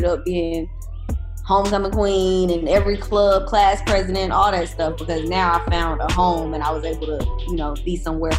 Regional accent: Atlanta, Georgia, United States; also born or lived in Boston; moved back to Atlanta, which is where I grew up for the most part. Went to high school here, and that's where I was able to establish all of my relationships. So I do call Atlanta home. I consider the A my hometown.

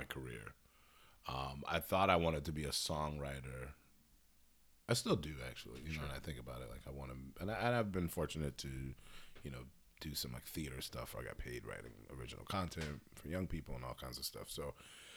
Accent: Hartford, Connecticut, United States; I'm born and raised in Hartford, Connecticut, strangest little spot on the East Coast

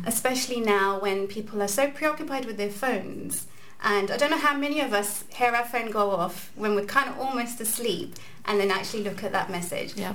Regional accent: London, United Kingdom; moved away as an adult; now in Glasgow, United Kingdom; I'm originally from London and I've been in Glasgow for eight years

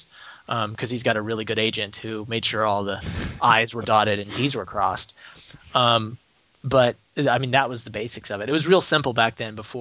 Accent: Portland, Oregon, United States; my hometown of Portland, Oregon

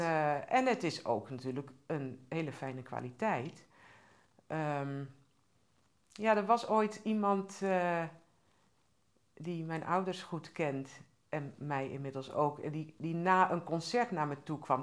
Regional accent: Groningen, Netherlands; ik ben ook opgegroeid in Groningen

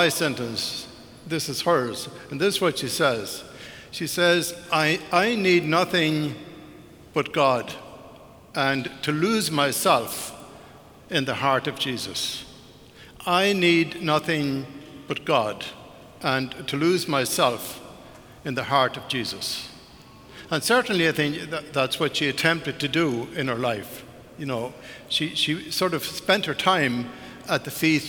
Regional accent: Ireland; I was growing up in Ireland, when I was 10, 11, 12 years of age

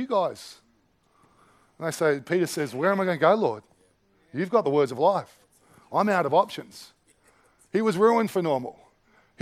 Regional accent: Australia; I like being Aussie. I like Australian culture

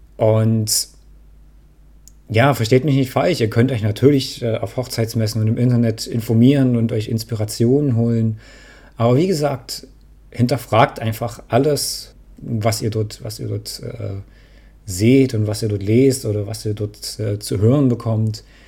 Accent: Dresden, Saxony, Germany; Ich komme aus Dresden

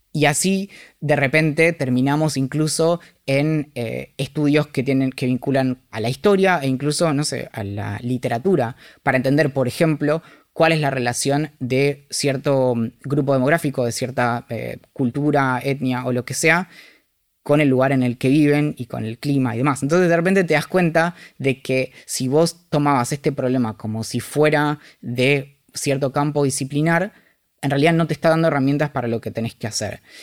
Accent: Bariloche, Río Negro, Argentina; crecí en Bariloche.

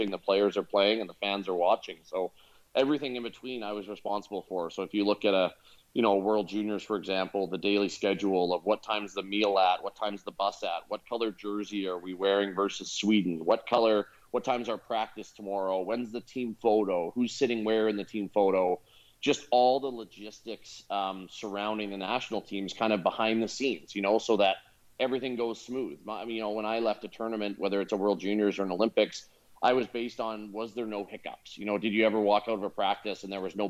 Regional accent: West Coast of Canada, British Columbia, Canada; I'm from the West Coast, where obviously it's a year-round climate where you can actually play rugby in Canada year-round.

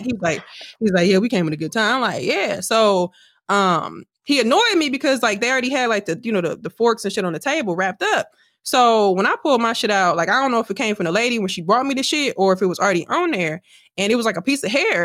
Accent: Wisconsin, United States; also born or lived in Milwaukee; now in Houston, United States; I'm from Wisconsin

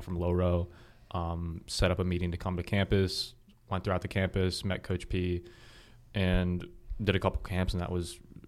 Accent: Harrisburg, Pennsylvania, United States; now in Frederick, United States; I'm from Harrisburg, Pennsylvania. It's about an hour 15 north of here.

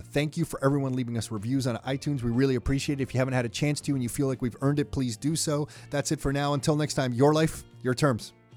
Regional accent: Canada; we're from Canada

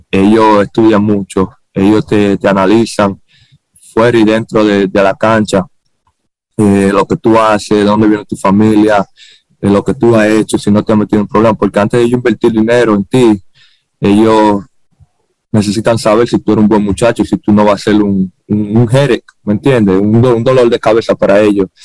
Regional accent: Dominican Republic; Todo sale de mí porque yo me crié y nací en Dominicana, ¿me entiendes? Y me siento muy orgulloso de, venir

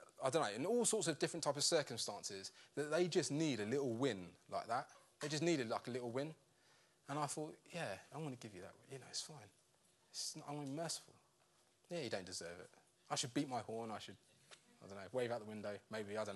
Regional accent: United Kingdom; we're British

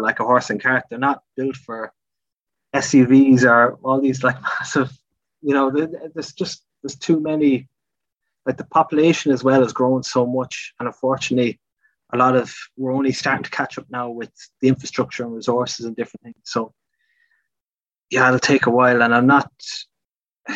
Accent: Galway, Connacht, Ireland; I grew up in Renmore

